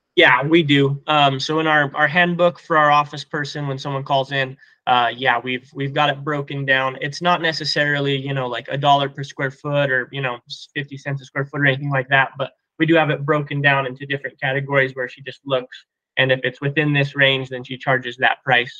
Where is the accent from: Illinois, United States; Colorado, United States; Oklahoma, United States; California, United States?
Colorado, United States; we're from Colorado